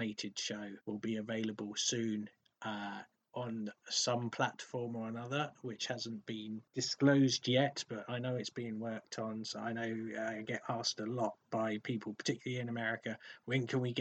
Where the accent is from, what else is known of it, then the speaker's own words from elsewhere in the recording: England, United Kingdom; accent: posh English; my posh English accent